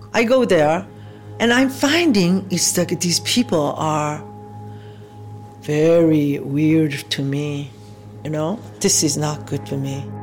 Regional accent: South Korea; moved away; I was born in South Korea, 1947

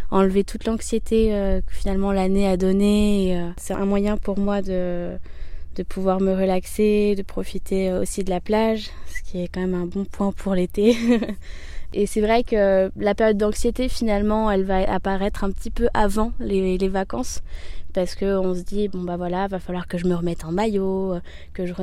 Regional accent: Paris, Île-de-France, France; euh, j'ai 25 ans, je viens de Paris

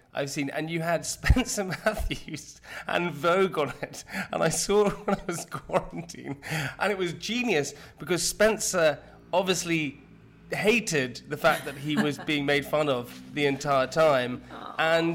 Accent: United Kingdom; being British

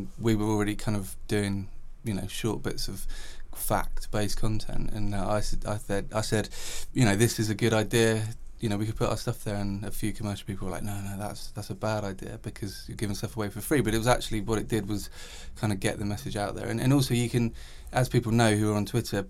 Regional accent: England, United Kingdom; being English and of a certain age

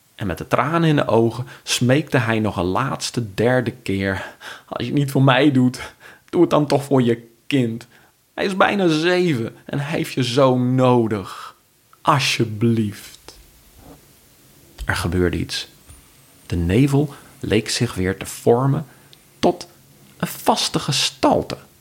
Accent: Friesland, Netherlands; now in Amersfoort, Netherlands; ik kom zelf uit Friesland en vind het ook heel fijn om het te verbinden met mijn roots. ik woon nu in Amersfoort.

